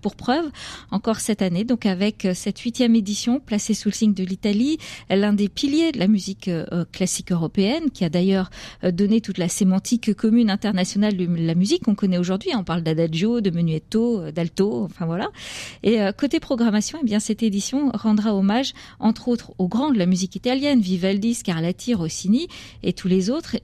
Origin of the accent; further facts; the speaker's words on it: Brittany, France; chez nous en Bretagne